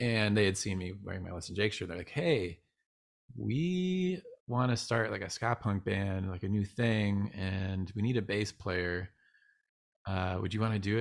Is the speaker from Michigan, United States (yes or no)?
yes; Northville, Michigan, United States; now in California, United States; I grew up in a small town called Northville